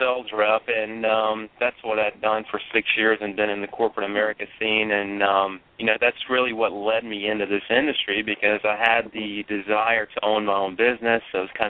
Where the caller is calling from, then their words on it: Columbia, South Carolina, United States; Our corporate office is in Charleston, South Carolina, but I'm actually over in Columbia, South Carolina today meeting with a potential area developer for Charlotte.